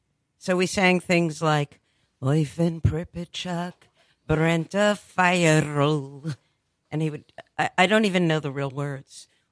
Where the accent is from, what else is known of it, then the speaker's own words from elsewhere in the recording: New Jersey, United States; On the Jersey Shore.